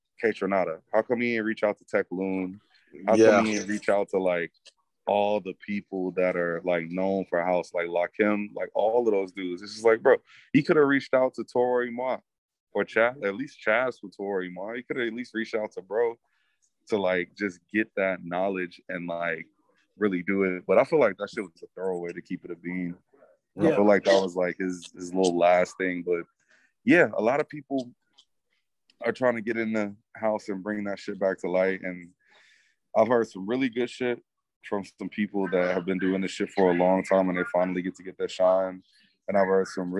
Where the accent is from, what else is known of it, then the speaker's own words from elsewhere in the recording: Milwaukee, Wisconsin, United States; a Midwesterner by heart, by way of Milwaukee, Wisconsin, it's like I grew up where my mom, she'd have parties in the living room